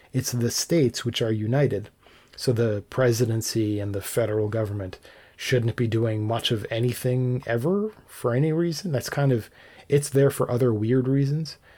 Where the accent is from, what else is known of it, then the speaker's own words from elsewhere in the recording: Canada; as a Canadian